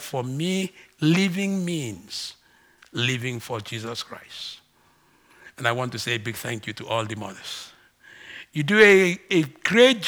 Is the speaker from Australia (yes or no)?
no; Ibibio, Akwa Ibom, Nigeria; first language Ibibio; English is a second language; moved away; English is not my first language. BBO is